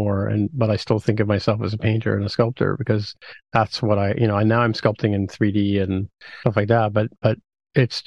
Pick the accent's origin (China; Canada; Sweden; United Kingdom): Canada; Ontario; as a Canadian, you know, I feel awkward about saying software engineer, you know, but especially somebody from Ontario